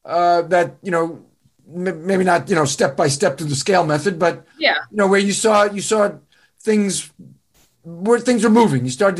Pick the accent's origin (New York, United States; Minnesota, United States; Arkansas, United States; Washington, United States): New York, United States; I'm from New York.